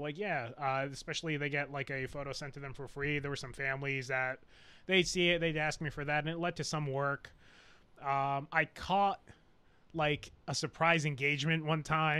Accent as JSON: {"language": "English", "town": "Clifton", "region": "New Jersey", "country": "United States", "tie": "born or raised there", "moved": "as an adult", "said": "I'm originally from North Jersey. Okay. Yeah, North Jersey, New York area. So I grew up in Clifton, went to school at Patterson, spent a lot of time in the Bronx."}